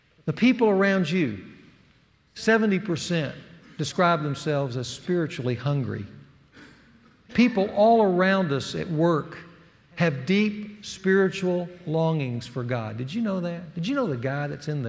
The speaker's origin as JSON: {"language": "English", "region": "the South", "country": "United States", "accent": "Southern", "moved": "as an adult", "said": "I was the only guy from the South. They made fun of my Southern accent"}